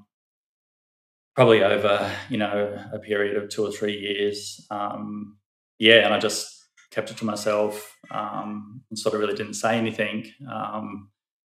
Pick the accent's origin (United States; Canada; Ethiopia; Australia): Australia; Glenbrook, New South Wales; also born or lived in Blue Mountains; I grew up in Western Sydney, so Lower Blue Mountains in Glenbrook